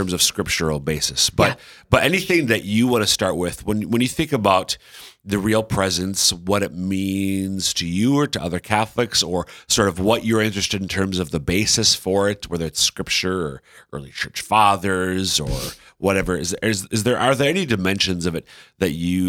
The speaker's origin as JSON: {"language": "English", "region": "central Minnesota", "country": "United States", "moved": "yes", "lives_now": "Sioux Falls, United States", "said": "I'm from central Minnesota. Yeah. We have lakes and trees and things."}